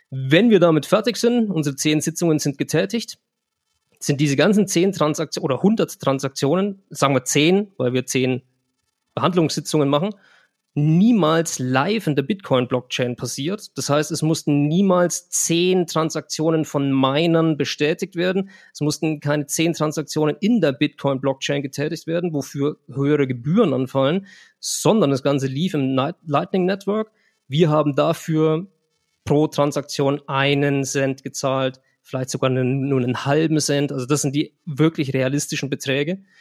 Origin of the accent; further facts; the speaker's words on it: Germany; Ich habe es vorhin getestet, wenn ich als Deutscher von hier nach El Salvador was äh, schicken möchte, zahle ich äh, 1,90 Euro.